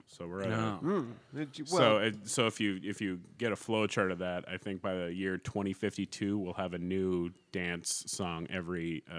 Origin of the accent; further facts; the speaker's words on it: Minnesota, United States; As a Minnesotan